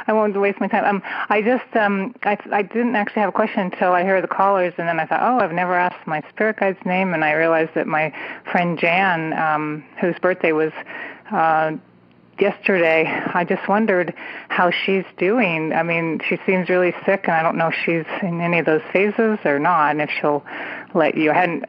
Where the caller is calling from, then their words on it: California, United States; Oh, please. I'm from the Bay Area.